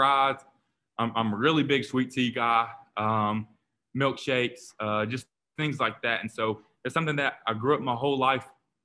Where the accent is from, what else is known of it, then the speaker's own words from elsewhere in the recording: Kingsport, Tennessee, United States; my hometown a small hometown in East Tennessee called Kingsport, and Kingsport really means a lot to me. It's my hometown where I was born and raised